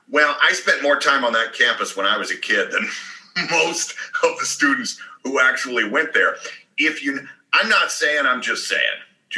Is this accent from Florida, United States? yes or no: no; Atlanta, Georgia, United States; I'm from Atlanta. I don't know if you know that. Went to Athens almost every weekend as a kid.